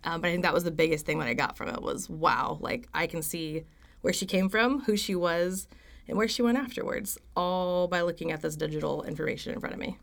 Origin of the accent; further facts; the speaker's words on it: Stillwater, Oklahoma, United States; I am from right here in Stillwater, actually, born and raised.